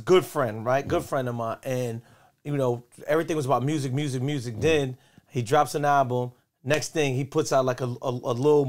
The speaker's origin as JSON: {"language": "English", "town": "New York City", "region": "New York", "country": "United States", "said": "I'm from Brooklyn, man."}